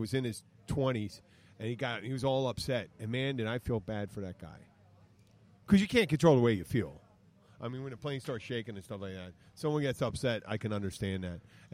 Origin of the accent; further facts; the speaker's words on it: Philadelphia, Pennsylvania, United States; moved away; I'm from Philadelphia.